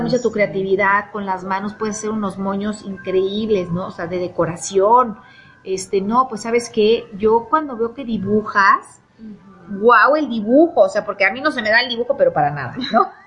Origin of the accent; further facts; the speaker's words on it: Mexico City, Mexico; moved away as an adult; also born or lived in Barcelona, Spain; now in Puebla, Mexico; soy de la Ciudad de México